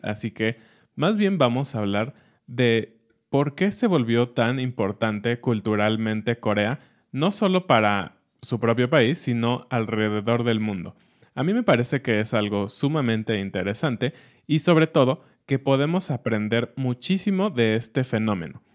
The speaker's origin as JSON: {"language": "Spanish", "country": "Mexico"}